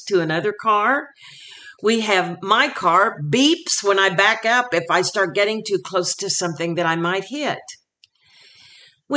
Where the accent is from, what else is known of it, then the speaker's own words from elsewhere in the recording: Oklahoma, United States; my home state of Oklahoma